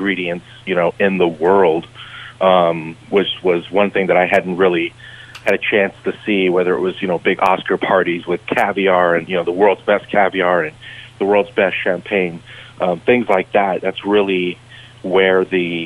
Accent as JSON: {"language": "English", "region": "Southern California", "country": "United States", "tie": "born or raised there", "also_born_or_lived": "Portland", "moved": "as an adult", "said": "growing up in Southern California"}